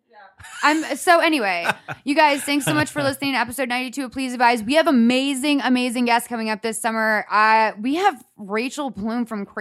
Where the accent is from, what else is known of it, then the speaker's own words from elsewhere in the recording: Ireland; I am Irish, so I'm constantly dry.